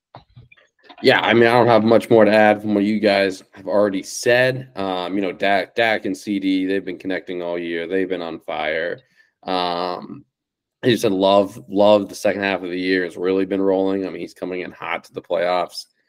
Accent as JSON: {"language": "English", "town": "Cincinnati", "region": "Ohio", "country": "United States", "tie": "born or raised there", "said": "proudly born and raised in Cincinnati"}